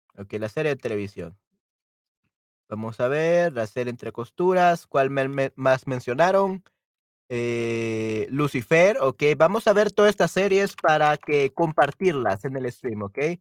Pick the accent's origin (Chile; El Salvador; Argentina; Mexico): El Salvador; soy este salvadoreño de El Salvador, latinoamericano